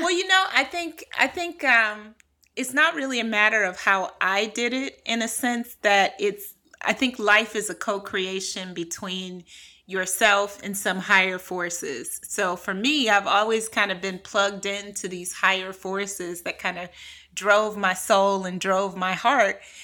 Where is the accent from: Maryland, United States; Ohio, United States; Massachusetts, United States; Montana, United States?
Ohio, United States; Cleveland; moved away as an adult; also born or lived in New York / California / France; I'm from Cleveland. I grew up in a really impoverished, uh, community